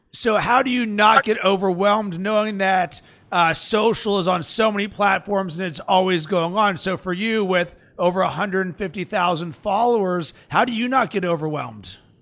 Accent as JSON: {"language": "English", "town": "Pittsburgh", "region": "Pennsylvania", "country": "United States", "said": "I'm from Pittsburgh and I'm a Steelers fan"}